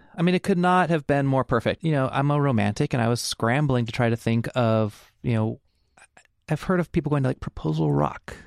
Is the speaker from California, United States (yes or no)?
yes; Fresno, California, United States; now in Portland, United States; I grew up in Fresno, California, and we had Storyland